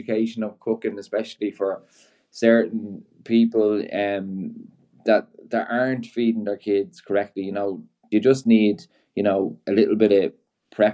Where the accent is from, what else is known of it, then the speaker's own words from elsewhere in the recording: Ireland; being Irish